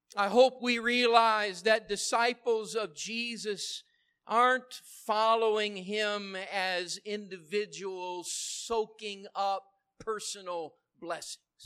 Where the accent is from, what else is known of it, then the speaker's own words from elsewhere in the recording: United States; I love being an American